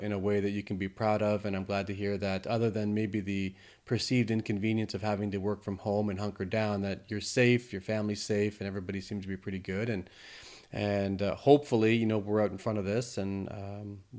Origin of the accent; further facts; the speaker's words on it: Canada; I actually live in Toronto. I'm actually Canadian.